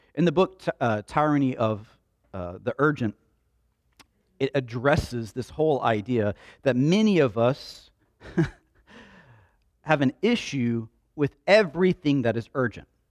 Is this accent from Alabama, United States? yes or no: yes; Slapout, Alabama, United States; We grew up in Slap Out